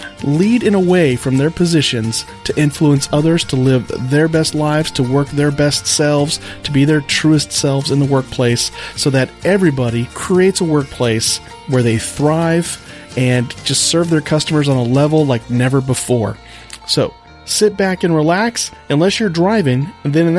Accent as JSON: {"language": "English", "town": "Monterey", "region": "California", "country": "United States", "said": "I'm originally from Monterey, California"}